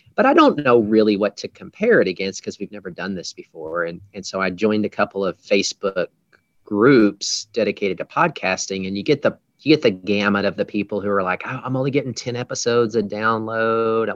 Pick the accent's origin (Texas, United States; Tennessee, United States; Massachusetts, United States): Texas, United States; I'm from Texas which we speak a different dialect of the English language as well